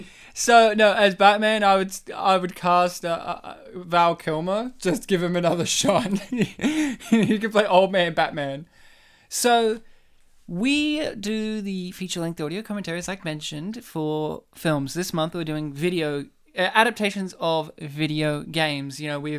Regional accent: Poland; because we're spitting Polish, likingly, because while we're spitting, we're both Polish.

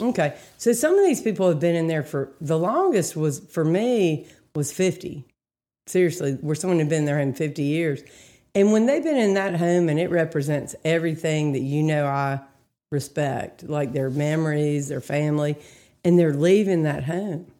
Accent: Greensboro, North Carolina, United States; I grew up in Greensboro

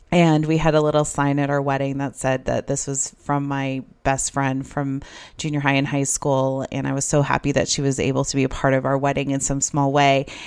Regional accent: Idaho, United States; moved away as an adult; also born or lived in Arizona; I moved from Idaho to Arizona, started school at N A U

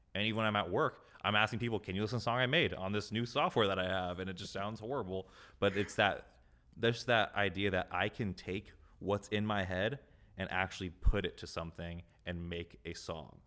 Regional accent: Carlsbad, California, United States; now in Encinitas, United States; born and raised in Carlsbad, California. I'm currently living in Encinitas.

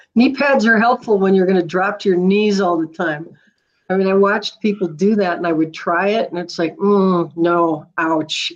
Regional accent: Duluth, Minnesota, United States; moved away as an adult; also born or lived in San Diego, California / Midland, Michigan; now in Boise, United States; I was born in San Diego, but I was raised in Minnesota

